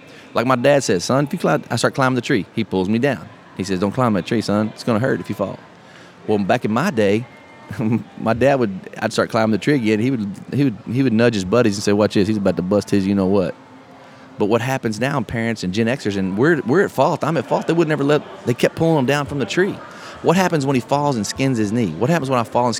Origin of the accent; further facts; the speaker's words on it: Texas, United States; we're from Texas